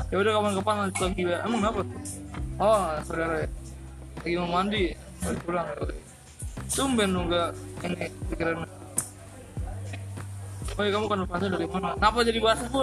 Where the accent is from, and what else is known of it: Surabaya, East Java, Indonesia